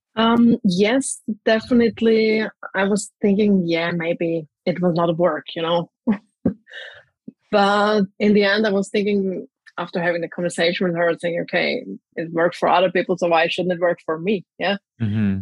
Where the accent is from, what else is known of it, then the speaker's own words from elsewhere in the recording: Graz, Styria, Austria; now in Zagreb, Croatia; I'm actually from Austria, from Graz, but currently I live in Zagreb in Croatia